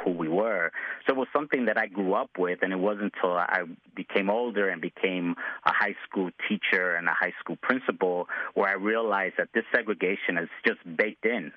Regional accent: Chicago, Illinois, United States; I grew up in uh, Pilsen and, and Little Village's home

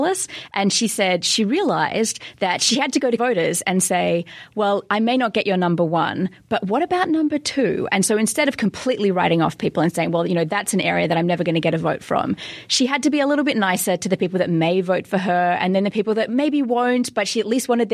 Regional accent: Australia; as an Australian

